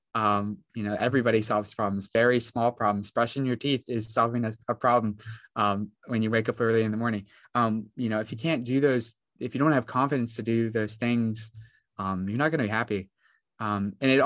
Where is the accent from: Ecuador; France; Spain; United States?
United States; West Virginia; I come from West Virginia